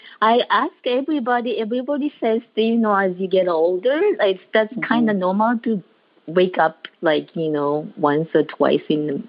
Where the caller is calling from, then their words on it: Honolulu, Hawaii, United States; I'm calling from Honolulu, Hawaii.